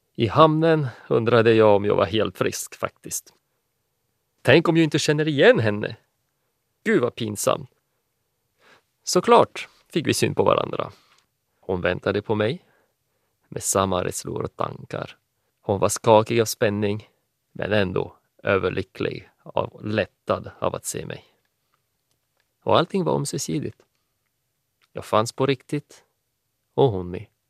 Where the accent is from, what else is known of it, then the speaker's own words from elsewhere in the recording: France; Swedish is a second language; moved away; also born or lived in Finland; är från Frankrike ursprungligen.